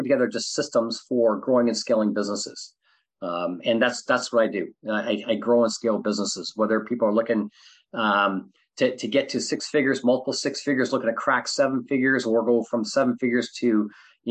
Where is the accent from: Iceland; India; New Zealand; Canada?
Canada; also born or lived in Southern California; now in California, United States; I'm originally from Canada. I live in, California.